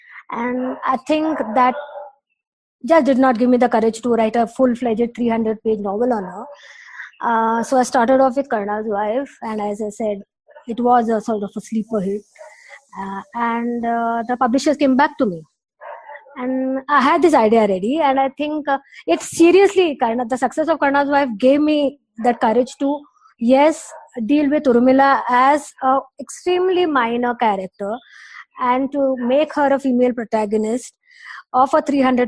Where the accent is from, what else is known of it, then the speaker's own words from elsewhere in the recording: Delhi, India; also born or lived in Mumbai / Patna / Pune; I was born in Mumbai. My childhood was in Delhi and Patna. And then I think my mother actually decided to come to Pune because Pune was always known as a city of education.